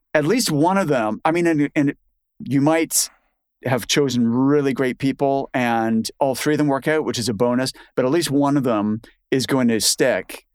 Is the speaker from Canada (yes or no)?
yes; Canada; moved away as an adult; now in United Kingdom; I'm Canadian